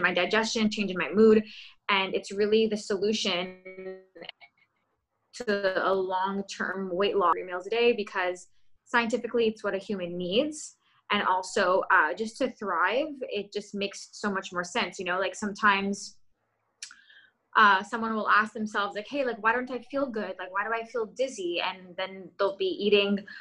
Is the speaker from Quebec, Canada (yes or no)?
yes; Montreal, Quebec, Canada; I'm from Montreal, Quebec